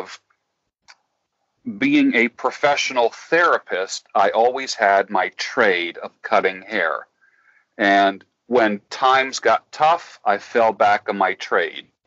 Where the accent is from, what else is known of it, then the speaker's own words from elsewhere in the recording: New York, United States; I grew up the oldest of three boys. My parents were very young when they had me. We grew up in New York